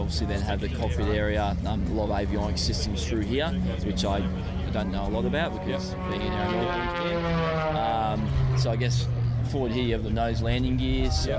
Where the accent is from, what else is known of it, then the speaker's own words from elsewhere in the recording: Brisbane, Queensland, Australia; moved away; I'm from Brisbane originally, so had all my high school, all my uni in Brisbane